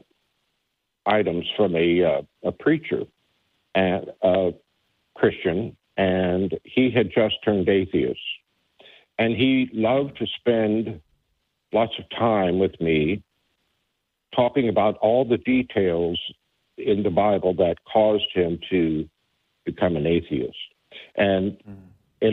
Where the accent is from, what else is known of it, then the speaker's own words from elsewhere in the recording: Independence, Missouri, United States; now in Florida, United States; I was born and raised in Independence, Missouri